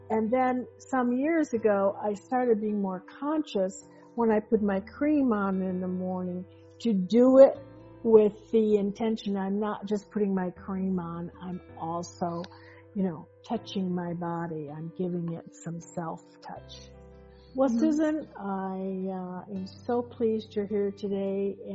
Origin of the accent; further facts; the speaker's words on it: Chicago, Illinois, United States; I was raised in Chicago, and the winter was so dry.